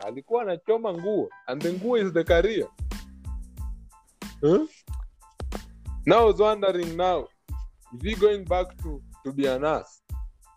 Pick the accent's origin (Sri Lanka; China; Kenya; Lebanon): Kenya; Hapa Kenya